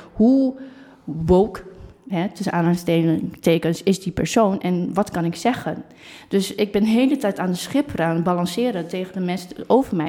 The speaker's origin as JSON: {"language": "Dutch", "country": "Netherlands", "tie": "born or raised there", "first_language": "Dutch", "said": "hier bent geboren, hier bent opgegroeid, hier de Nederlandse taal beheerst. En eigenlijk wat, dat dat ook mijn moedertaal is"}